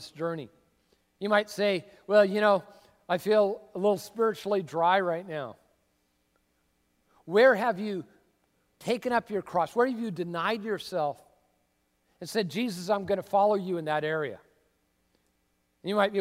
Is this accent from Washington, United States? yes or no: yes; Tacoma, Washington, United States; moved away as an adult; also born or lived in California / Arizona; I grew up in the Northwest Cultural Center of the Universe, Tacoma, Washington